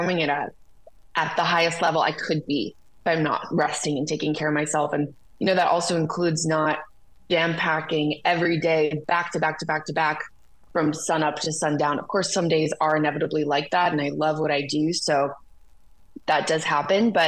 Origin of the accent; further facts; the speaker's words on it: Detroit, Michigan, United States; also born or lived in Nashville, United States; now in Los Angeles, United States; growing up in Detroit